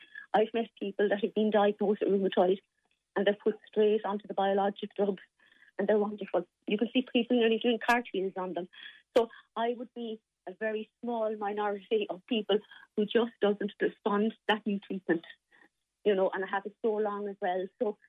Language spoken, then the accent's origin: English; Limerick, Munster, Ireland; I'm from Limerick and my family are as well. So, you know, we go back a long way.